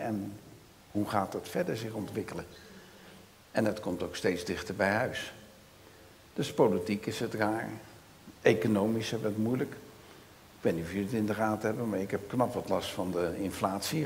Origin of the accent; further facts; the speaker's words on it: Rotterdam, South Holland, Netherlands; accent: Rotterdams; Ik ben een echte Rotterdammer, dus mijn accent is Rotterdams